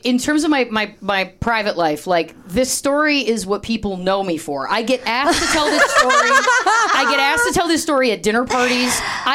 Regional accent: Canada; moved away as an adult; also born or lived in Toronto, Canada / Chicago, United States; I'm from Canada. I came through Second City, Toronto, Chicago. I was living back in Toronto. I came out to LA for pilot season.

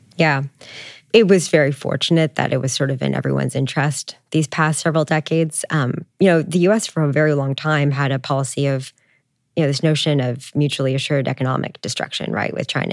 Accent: Canada; I'm Canadian

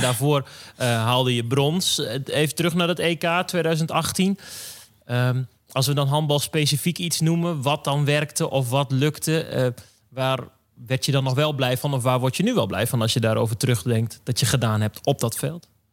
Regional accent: Drenthe, Netherlands; ik kom uit Drenthe

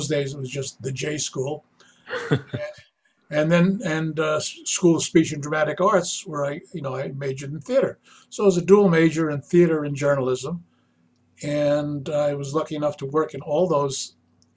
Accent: New York City, New York, United States; moved away as an adult; I was born and raised in Manhattan.

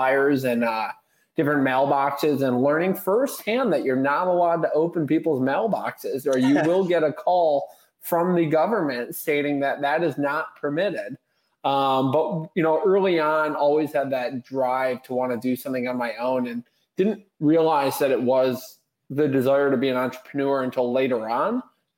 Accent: Bloomfield Hills, Michigan, United States; I grew up in Bloomfield Hills, Michigan. Still actually reside in Bloomfield Hills.

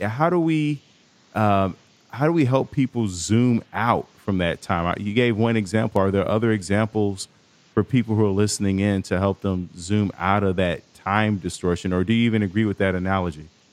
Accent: Chicago, Illinois, United States; I'm from Chicago

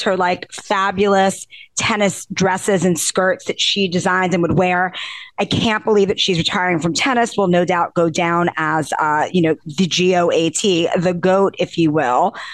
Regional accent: New York City, New York, United States; I'm from Forest Hills. Forest Hills, Queens

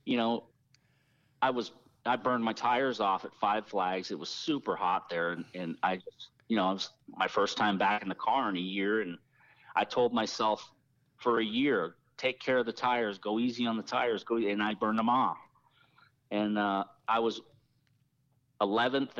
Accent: Toronto, Ontario, Canada; I was born in Toronto, in Canada, and my dad was moved to Canada from Ireland with my mom in 67 or 8, and I was born in 69

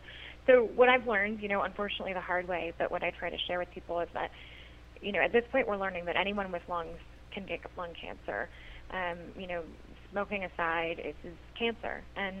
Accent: Idaho, United States; I grew up in Idaho, and it's a beautiful state, but it also has extremely high levels of radon

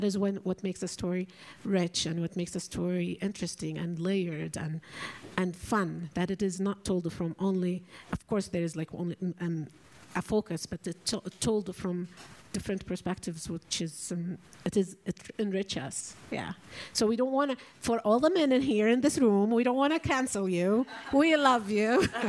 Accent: Saudi Arabia; I come from Saudi Arabia.

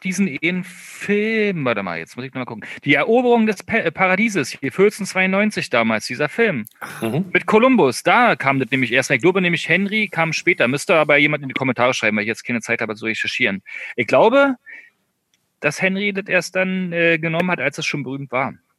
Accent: East Germany, Germany; also born or lived in Berlin; wir kommen ja beide aus dem Osten

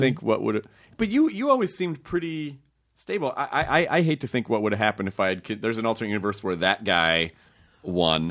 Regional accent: Memphis, Tennessee, United States; moved away; also born or lived in Kentucky; I grew up in Tennessee

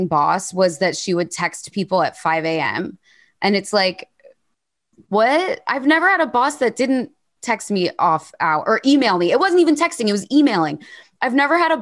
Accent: United States; now in London, United Kingdom; I'm an American who lives in London

